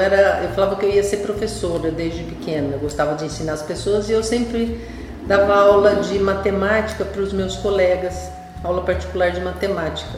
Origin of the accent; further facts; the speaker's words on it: Ribeirão Preto, São Paulo, Brazil; eu sou lá do interior, de Ribeirão Preto